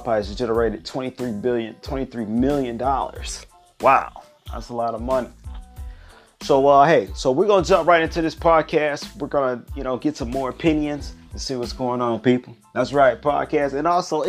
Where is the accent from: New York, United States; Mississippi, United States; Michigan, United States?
Michigan, United States; Detroit; I'm from Detroit City, Detroit, Michigan, that is, Motor City, Rome. Yeah, that's the city I'm from.